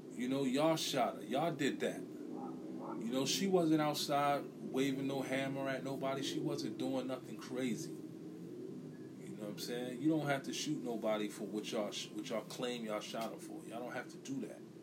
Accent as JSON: {"language": "English", "town": "New York City", "region": "New York", "country": "United States", "tie": "born or raised there", "said": "where we from, you know, New York City"}